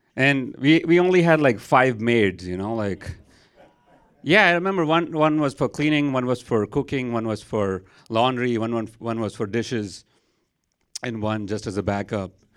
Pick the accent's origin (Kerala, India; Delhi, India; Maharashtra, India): Maharashtra, India; Mumbai; moved away as an adult; now in San Antonio, United States; I am from India. I grew up there. Twenty-two years of my life, I was there, and then I decided to move to America